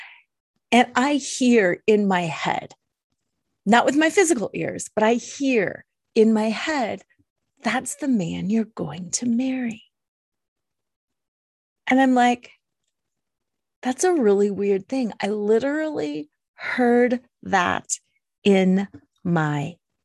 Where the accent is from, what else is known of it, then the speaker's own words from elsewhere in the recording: Colorado, United States; I'm from Colorado